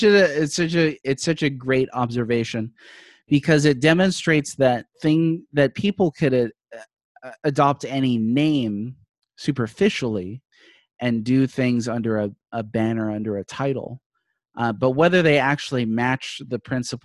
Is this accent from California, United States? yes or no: no; Hawaii, United States; growing up in Hawaii